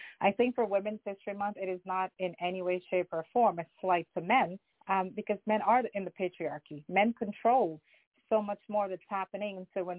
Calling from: Westchester, New York, United States; I'm calling from Westchester.

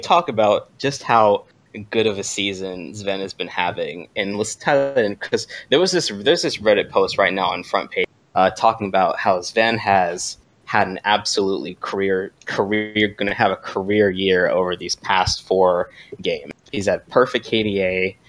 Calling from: Hampton Roads, Virginia, United States; Hampton Roads, Virginia.

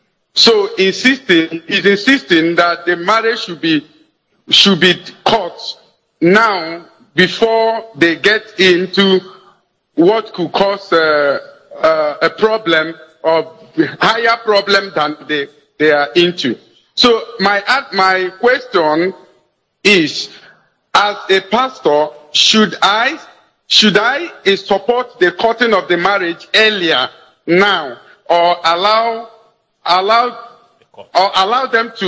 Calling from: Delta, Nigeria; I'm calling from Delta State.

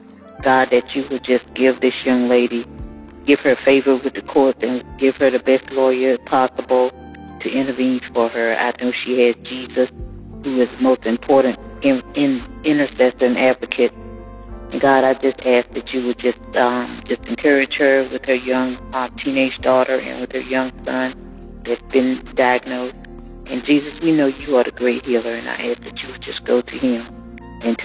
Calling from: Marietta, United States; I'm calling from Marietta

